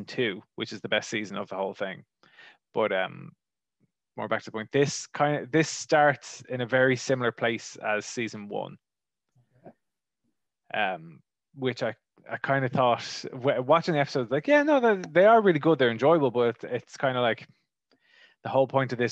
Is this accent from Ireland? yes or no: yes; Wicklow, Leinster, Ireland; I am from Ireland, and I grew up in a place called Wicklow